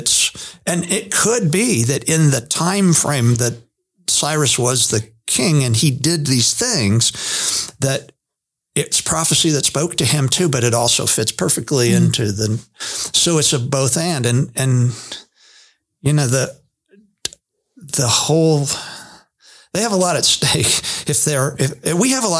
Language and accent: English; Hershey, Pennsylvania, United States; born there; You know, I was born in Hershey, Pennsylvania, but that doesn't have anything to do with anything.